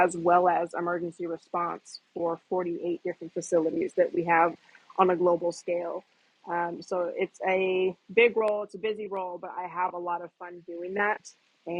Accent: Washington, United States; moved away as an adult; also born or lived in Seattle, Washington / New York; now in Atlanta, United States; I reside in Atlanta, Georgia currently, but I'm from Washington State, born and raised, small country town, so grew up very small town.

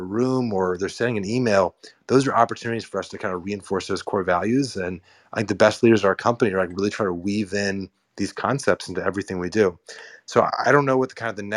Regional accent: Marin, Bay Area, California, United States; moved away as an adult; also born or lived in New York / San Francisco; now in East Bay, United States; I grew up in the North Bay in Marin, and then I live in New York for a decade, and I live in San Francisco for a decade

